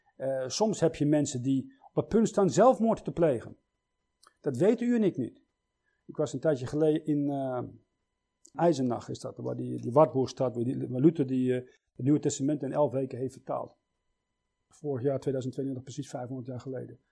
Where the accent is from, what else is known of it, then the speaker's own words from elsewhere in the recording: Switzerland; Ik zeg, uit Zwitserland